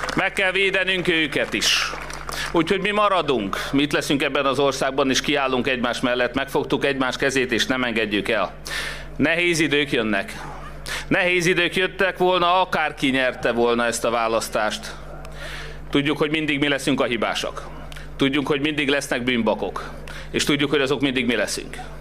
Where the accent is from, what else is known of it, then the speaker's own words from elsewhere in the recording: Hungary; magyarok vagyunk